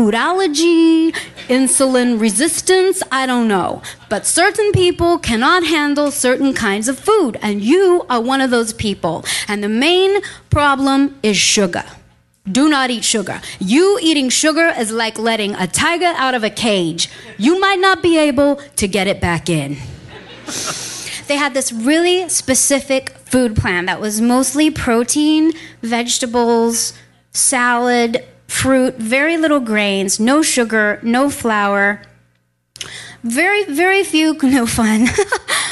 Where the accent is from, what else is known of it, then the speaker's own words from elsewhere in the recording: Texas, United States; moved away; I grew up in Texas, land of chicken fried steak and banana pudding